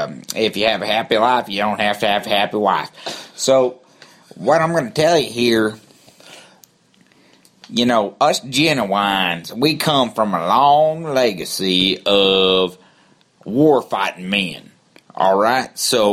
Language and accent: English; Texas, United States; So I did, because I'm from Texas. That's what we do.